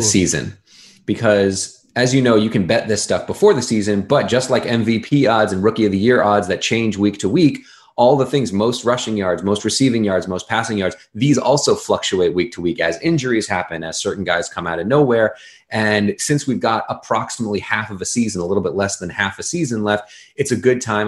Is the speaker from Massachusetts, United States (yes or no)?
yes; Boston, Massachusetts, United States; when you're a kid growing up in Boston